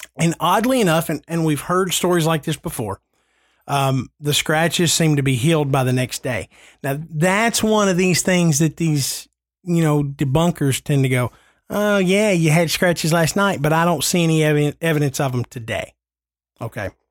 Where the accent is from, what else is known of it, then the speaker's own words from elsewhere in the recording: New England, United States; I'm from New England